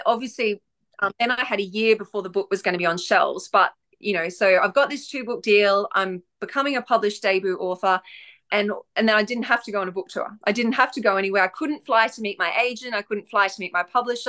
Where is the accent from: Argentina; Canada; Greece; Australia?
Australia; also born or lived in far north Queensland; I'm Australian, so I live in the far north um, of Queensland in Australia